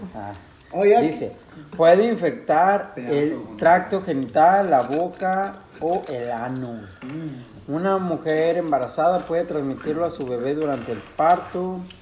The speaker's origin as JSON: {"language": "Spanish", "country": "Mexico", "said": "en mi pueblo, güey, hubo un tiempo y creo que no solo en mi pueblo, en todo pinche México"}